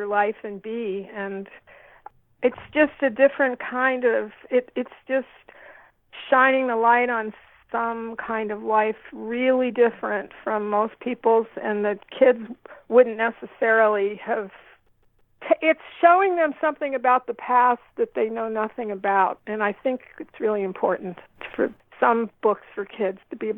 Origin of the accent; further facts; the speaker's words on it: Ohio, United States; moved away; also born or lived in East Coast; I grew up in Ohio